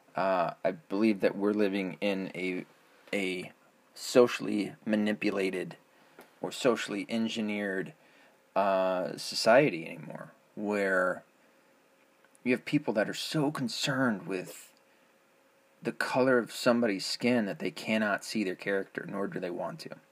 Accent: the South, United States; I grew up in the South where uh, blacks were primarily Christian.

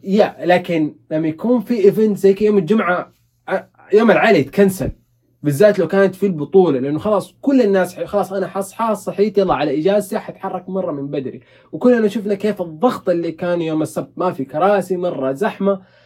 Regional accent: Saudi Arabia; عندنا في السعوديه

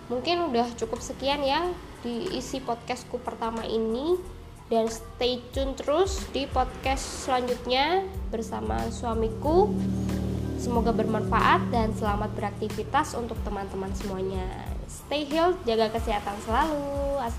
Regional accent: Jember, East Java, Indonesia; now in Madiun, Indonesia; aku domisili di Madiun dan aku asli Jember

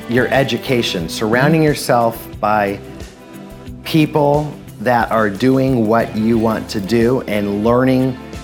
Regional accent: Los Angeles, California, United States; I actually grew up about 45 minutes from here, Studio City, California, an area where there are a lot of wealthy people

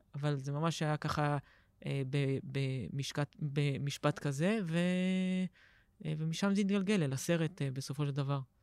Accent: Herzliya, Tel Aviv District, Israel; גדלתי בהרצליה

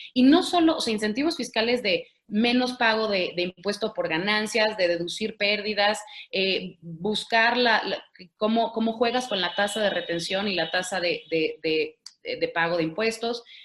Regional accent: Mexico; Todos los mexicanos

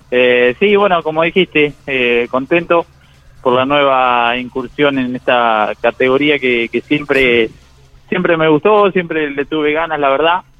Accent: Alberdi, Argentina; a toda la gente de Alberdi, en mi pueblo, mi novia, con mi familia

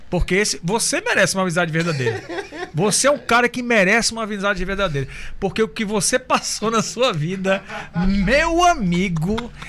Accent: Belém, Pará, Brazil; Sou de Belém do Pará.

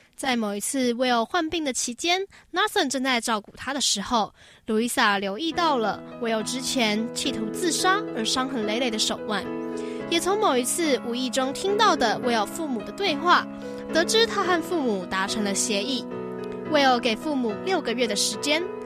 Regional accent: Taiwan; 我是台湾人

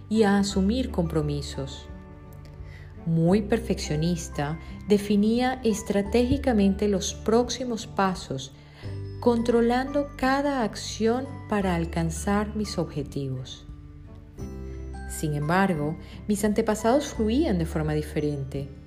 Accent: Venezuela; moved away as an adult; Decidí emigrar de mi país natal, Venezuela, con el objetivo de formarme y tener éxito a nivel profesional, tal y como lo hizo mi familia.

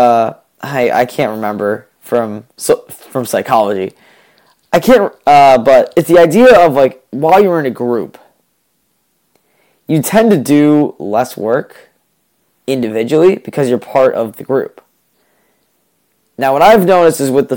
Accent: New England, United States; I'm from New England

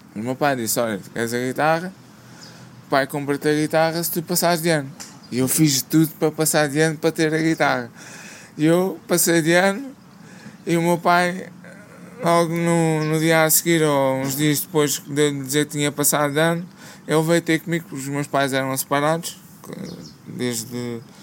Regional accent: Lisbon, Portugal; sou aqui da zona de Lisboa

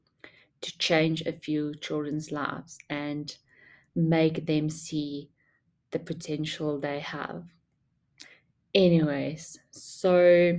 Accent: South Africa; also born or lived in Durban; I didn't grow up in Durban. I grew up in Funabel and just moved a few years to Durban.

